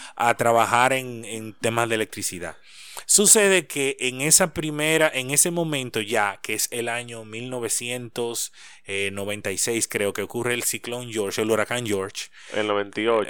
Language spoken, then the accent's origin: Spanish; Santo Domingo, Distrito Nacional, Dominican Republic; Yo soy nacido en Santo Domingo, pero mis padres son de Higüey.